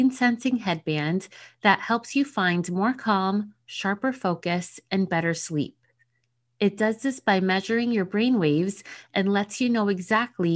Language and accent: English; New Jersey, United States; my home state of New Jersey